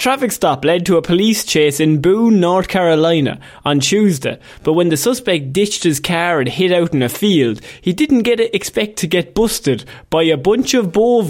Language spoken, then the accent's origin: English; Ireland; You can tell we're from Ireland where it's just fields.